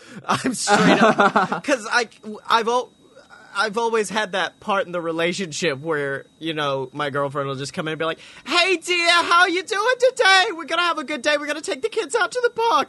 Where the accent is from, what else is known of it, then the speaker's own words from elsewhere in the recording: the South, United States; growing up in the South